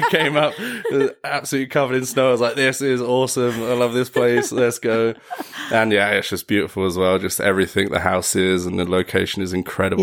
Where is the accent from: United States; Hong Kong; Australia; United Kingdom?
United Kingdom; Enfield, London; moved away as an adult; now in Mayrhofen, Austria; originally from Enfield, North London